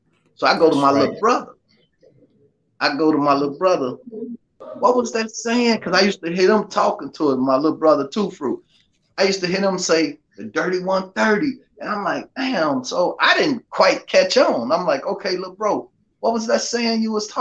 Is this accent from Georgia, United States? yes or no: no; Chicago, Illinois, United States; moved away; I'm from Augil Garden, born and raised out of Block 6, raised in Block 9, moved to Block 3, but pretty much all over.